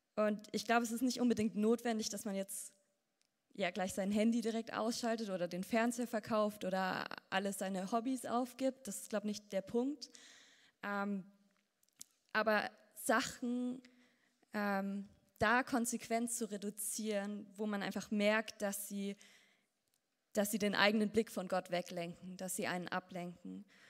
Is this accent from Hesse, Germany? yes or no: no; Ansbach, Bavaria, Germany; aufgewachsen in Ansbach